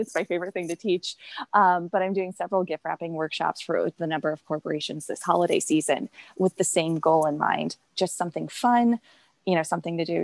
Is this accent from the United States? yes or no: yes; St. Louis, Missouri, United States; moved away as an adult; also born or lived in Chicago; I grew up in St. Louis and I love it here.